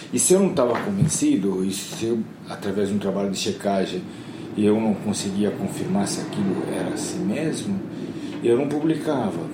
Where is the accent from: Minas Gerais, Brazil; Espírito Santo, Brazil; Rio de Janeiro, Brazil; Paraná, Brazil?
Paraná, Brazil; Curitiba; moved away; also born or lived in São Paulo; Eu sou de Curitiba